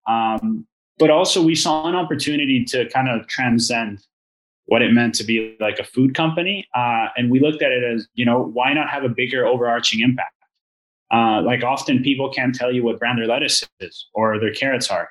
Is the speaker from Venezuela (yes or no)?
yes; Venezuela; now in Canada; I'm originally from Venezuela. Uh, so I came to Canada in 2014